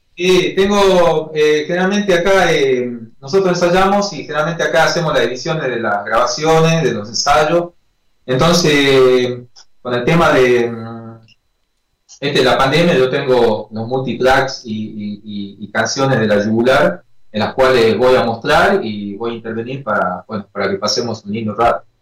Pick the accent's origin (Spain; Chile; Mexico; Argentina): Argentina; Perico, Jujuy; now in San Salvador de Jujuy, Argentina; soy de Perico, que es una localidad que queda acá a 30 kilómetros.